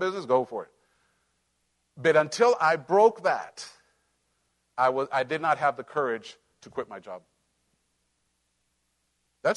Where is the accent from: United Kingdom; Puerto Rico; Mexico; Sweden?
Mexico; Cholula, Puebla; moved away; That's where I grew up. That's my hometown